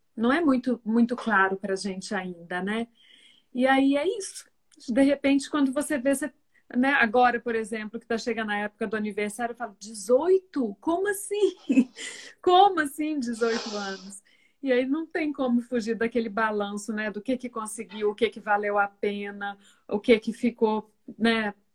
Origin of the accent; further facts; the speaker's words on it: Minas Gerais, Brazil; moved away as an adult; also born or lived in Rio de Janeiro / Porto Alegre; eu sou de Minas Gerais, nós voltamos para Minas Gerais